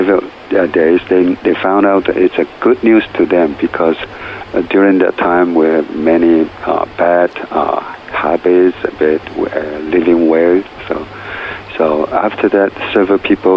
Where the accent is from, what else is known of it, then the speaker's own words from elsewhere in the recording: Hualien, Hualien County, Taiwan; Hualien, which is my hometown in tribes, village